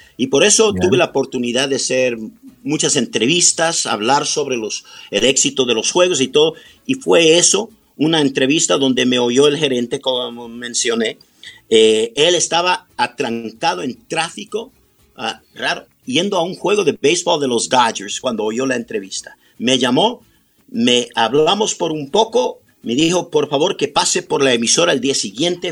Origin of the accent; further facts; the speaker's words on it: Los Angeles, California, United States; also born or lived in Quito, Ecuador; Tengo 65 años que he vivido aquí en Los Ángeles un total de 64.